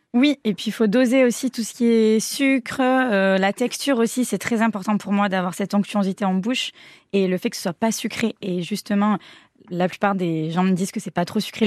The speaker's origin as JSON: {"language": "French", "town": "Léon", "region": "Nouvelle-Aquitaine", "country": "France", "tie": "born or raised there", "said": "on est de Léon"}